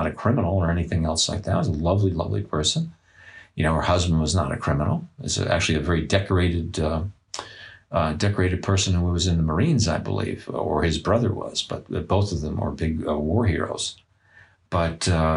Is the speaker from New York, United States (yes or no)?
yes; New York City, New York, United States; I grew up in Flatbush Avenue in Brooklyn, New York